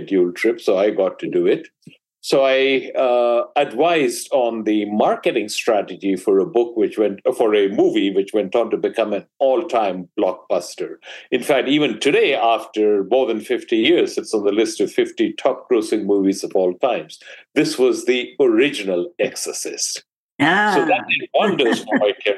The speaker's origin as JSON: {"language": "English", "country": "India", "tie": "born or raised there", "moved": "as an adult", "lives_now": "United States", "said": "I grew up in India"}